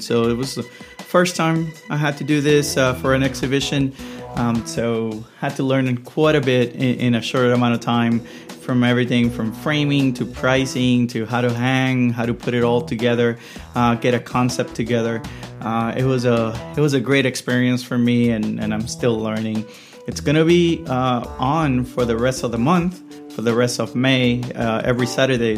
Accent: Puerto Rico; I'm originally from Puerto Rico

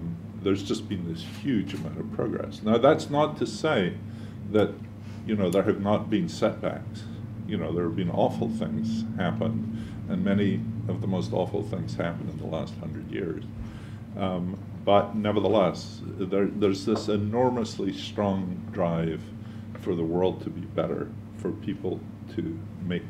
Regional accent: Edinburgh, Scotland, United Kingdom; now in United States; I was born in Edinburgh

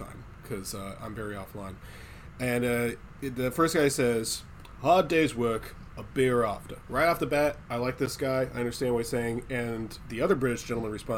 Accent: Poolesville, Maryland, United States; I've worked on farms before because I'm from Poolsville.

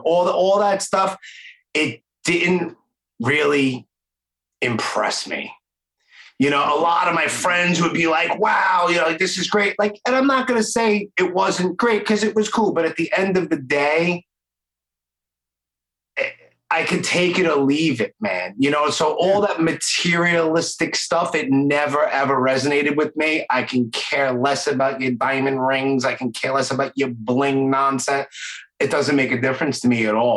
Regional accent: New York City, New York, United States; accent: Brooklyn; a knucklehead kid growing up in Brooklyn

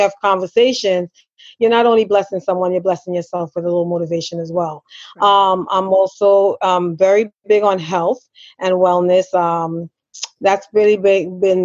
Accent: Trinidad & Tobago; I am a Trinidadian

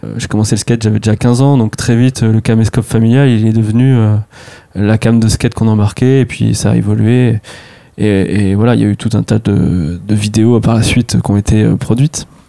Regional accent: near Tours, Centre-Val de Loire, France; je viens de Tours, à côté, dans un petit village

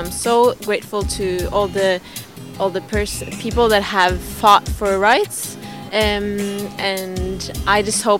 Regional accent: Norway; I come from a less diverse nation, Norway

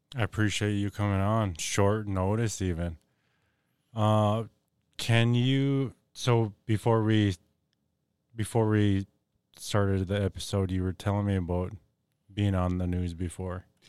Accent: Fond du Lac Reservation, Minnesota, United States; I'm Ojibwe from the Fond du Lac Reservation

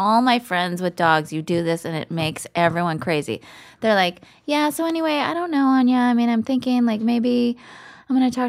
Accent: California, United States; I grew up in the mountains, and we had dogs outside

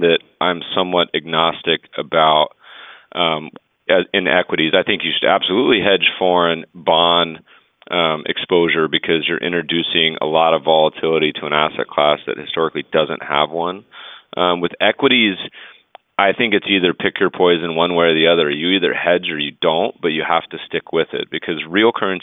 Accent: Colorado, United States; moved away; I grew up in Colorado

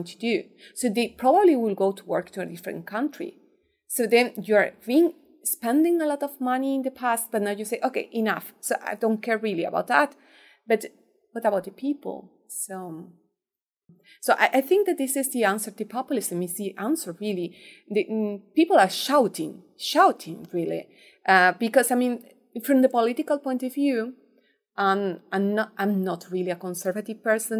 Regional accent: Seville, Andalusia, Spain; I'm from Andalusia. I'm from Seville

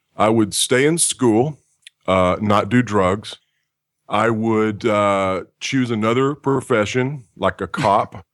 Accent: Texas, United States; moved away; also born or lived in California; I'm actually from Texas

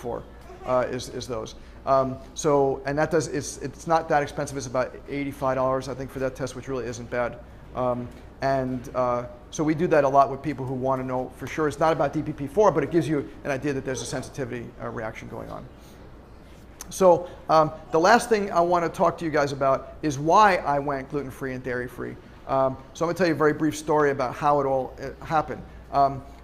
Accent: Long Island, New York, United States; moved away; driving home from SUNY Albany to Long Island, New York, where I'm from

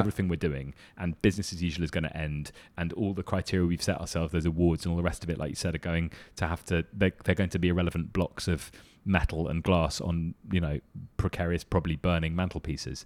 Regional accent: London, United Kingdom; I come from London

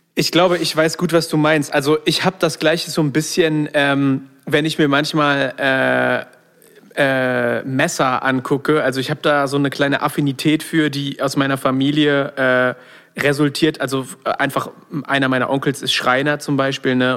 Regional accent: not far from Solingen, North Rhine-Westphalia, Germany; aus der Nähe von Solingen kommen, was nicht so weit von da weg ist, wo ich aufgewachsen bin

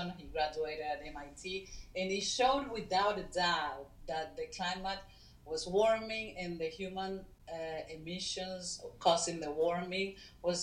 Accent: Caracas, Capital District, Venezuela; moved away; I was born in Caracas, Venezuela, in a free country then, and nobody was even thinking about immigrating or leaving the country for good

